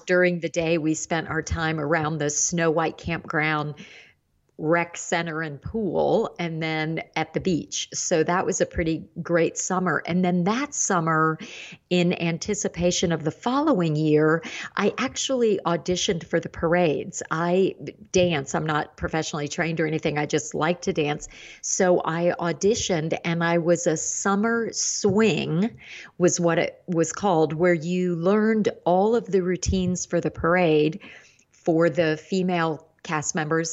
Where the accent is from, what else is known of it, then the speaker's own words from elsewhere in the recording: Indiana and Ohio, Midwest, United States; I grew up in the Midwest, Indiana and Ohio, and that area